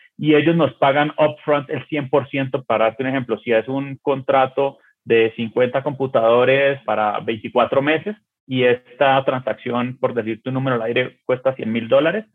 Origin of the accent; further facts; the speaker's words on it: Colombia; Yo que soy colombiano